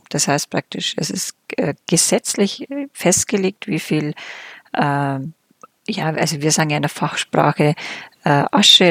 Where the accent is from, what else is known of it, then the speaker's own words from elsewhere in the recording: Germany; Bei uns in Deutschland